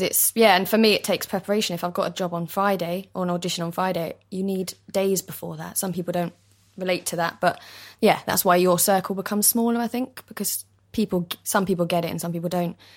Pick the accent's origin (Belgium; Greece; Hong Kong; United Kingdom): United Kingdom; London; East London, born and bred